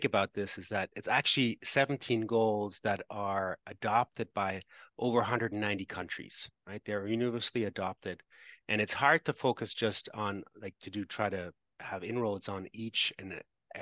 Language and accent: English; Canada; I'm Canadian, so I've worked in Canadian companies